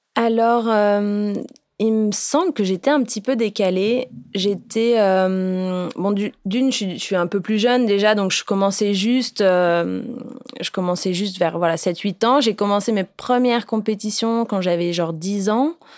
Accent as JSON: {"language": "French", "country": "Réunion", "tie": "born or raised there", "said": "je viens de La Réunion."}